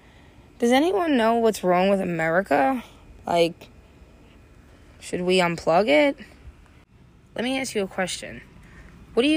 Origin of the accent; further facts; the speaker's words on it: United States; I'm fucking American